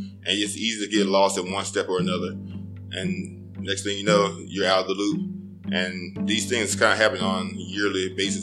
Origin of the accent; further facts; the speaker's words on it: Birmingham, Alabama, United States; moved away as an adult; also born or lived in Auburn, Alabama / Miami, Florida; it wasn't like I was from the best part of Birmingham or anything.